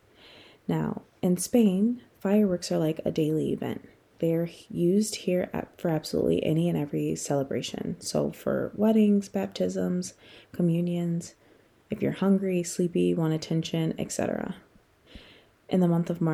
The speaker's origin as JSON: {"language": "English", "country": "United States", "tie": "born or raised there", "moved": "as an adult", "said": "Being an American"}